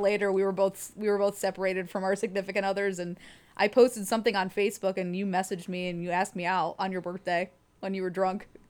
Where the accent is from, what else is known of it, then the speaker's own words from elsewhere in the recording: Youngstown, Ohio, United States; moved away as an adult; also born or lived in Lakewood, Ohio; I'm from Youngstown